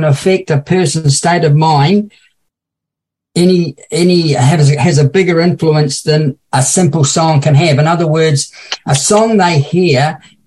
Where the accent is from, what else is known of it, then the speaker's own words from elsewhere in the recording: New Zealand; now in Australia; a young boy growing up in New Zealand.